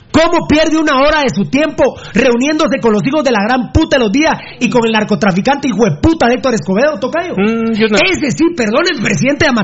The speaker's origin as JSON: {"language": "Spanish", "country": "Guatemala", "lives_now": "Los Angeles, United States", "said": "de Los Ángeles, en Los Ángeles. Yo no vivo en Guatemala, pero me interesa mucho lo que sucede en mi país."}